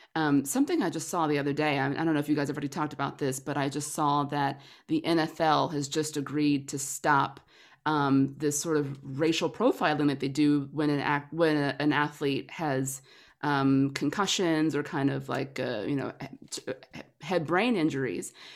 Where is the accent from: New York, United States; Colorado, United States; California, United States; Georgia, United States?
Georgia, United States; Atlanta; moved away as an adult; now in Los Angeles, United States; I'm a Georgia girl. I'm from Atlanta, um, but moved to L A about ten years ago